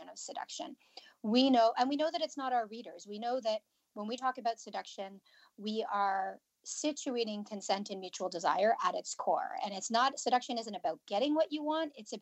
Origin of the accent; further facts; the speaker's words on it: Canada; I'm from Canada.